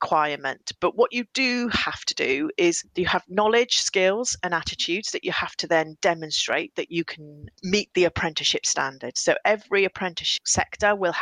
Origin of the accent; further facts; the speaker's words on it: Welsh, Wales, United Kingdom; I am Welsh